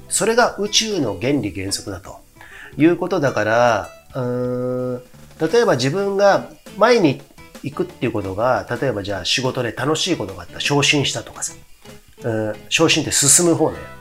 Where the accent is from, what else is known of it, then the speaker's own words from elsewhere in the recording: Komae, Tokyo, Japan; 東京狛江市っていうとこ僕出身なんですけど